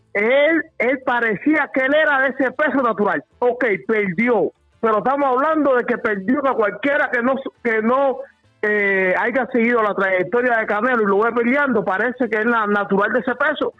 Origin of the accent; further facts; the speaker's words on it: Santiago de Cuba, Cuba; yo soy de Santiago y todo, yo soy de Santiago. Yo, yo soy de lo que digo compay